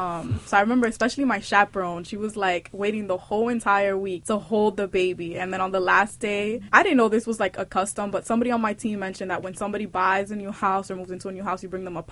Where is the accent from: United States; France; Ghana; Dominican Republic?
Dominican Republic; accent: Dominican; also born or lived in Puerto Rico; supposedly have like this crazy Dominican accent